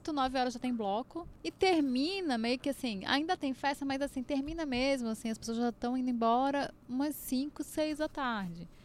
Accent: Olinda, Pernambuco, Brazil; eu sou de Olinda

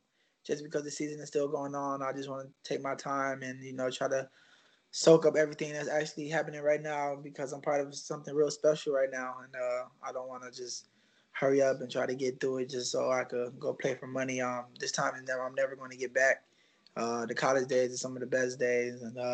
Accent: Rochester, New York, United States; moved away as an adult; also born or lived in Buffalo, New York; just growing up in Rochester just tend to grow you up a little bit faster.

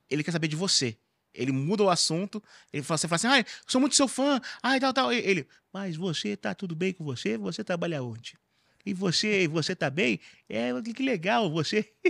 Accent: Carapicuíba, São Paulo, Brazil; falo que eu sou de Carapicuíba mesmo, porque nós é favela e é isso aí mesmo.

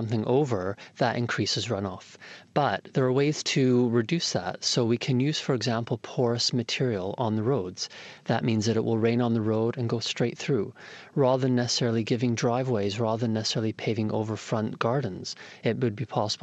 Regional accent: Toronto, Ontario, Canada; I grew up in Toronto in Canada

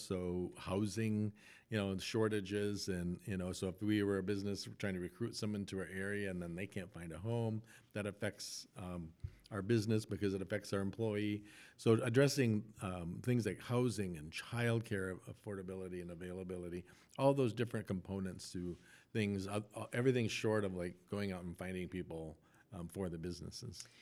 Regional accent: Rochester, Minnesota, United States; moved away as an adult; also born or lived in Des Moines, Iowa / Quad Cities; now in Grand Rapids, United States; in Rochester, Minnesota, which was my hometown

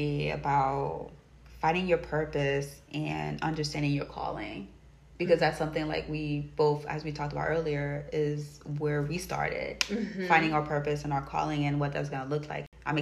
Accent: Haiti; moved away; growing up in Haiti

